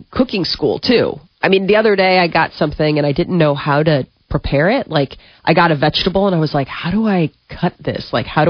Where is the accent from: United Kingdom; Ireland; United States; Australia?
United States; I love being an American.